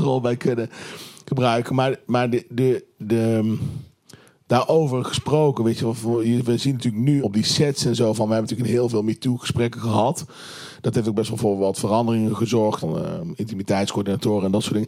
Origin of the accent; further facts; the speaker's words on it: Tilburg, North Brabant, Netherlands; ik kom uit Tilburg